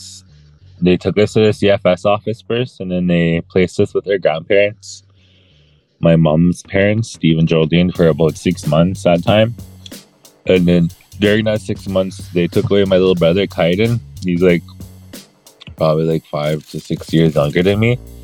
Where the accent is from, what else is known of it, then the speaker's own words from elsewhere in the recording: Peguis First Nation, Manitoba, Canada; I'm from Pegwis First Nation, Manitoba, Canada